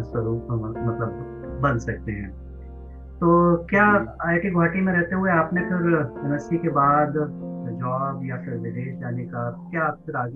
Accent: Varanasi, Uttar Pradesh, India; जब हमने बताया कि हम वाराणसी से हैं

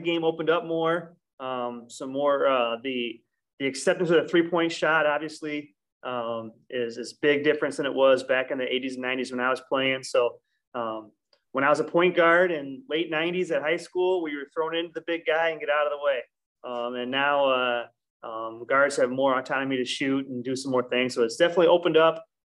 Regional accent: Clinton, Iowa, United States; I'm from Clinton, Iowa originally, which is right next door to Comanche.

